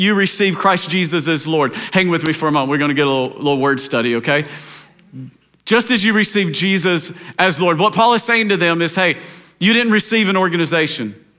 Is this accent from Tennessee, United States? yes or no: yes; Tennessee, United States; I grew up in Tennessee